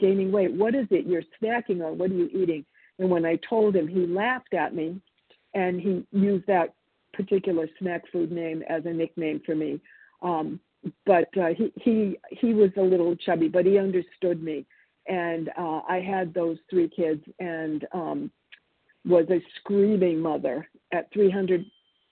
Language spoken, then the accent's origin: English; Boston, Massachusetts, United States; born or raised there; English is a second language; also born or lived in Argentina